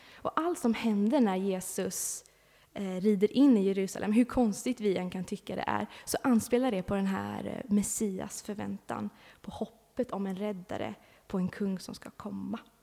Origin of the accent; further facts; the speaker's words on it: Sweden; moved away; jag bor inte här just nu, men jag har bott här, jag är uppvuxen här i Backa